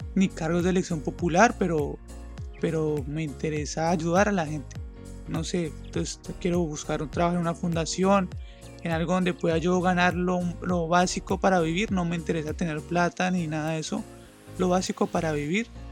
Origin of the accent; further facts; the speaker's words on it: Colombia; also born or lived in Acacías, Meta; soy de Colombia